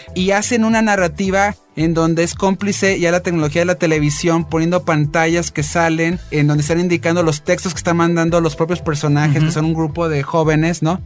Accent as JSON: {"language": "Spanish", "country": "Mexico", "said": "nosotros como mexicanos"}